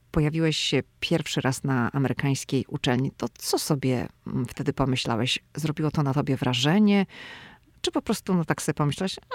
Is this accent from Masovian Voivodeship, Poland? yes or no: no; Szczecin, West Pomeranian Voivodeship, Poland; ja pochodzę ze Szczecina.